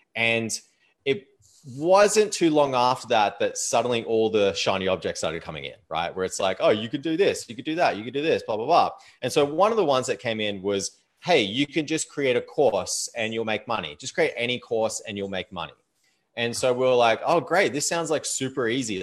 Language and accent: English; Australia; moved away as an adult; also born or lived in Thailand; now in Canada; Like I live in Canada now, um, but I am Australian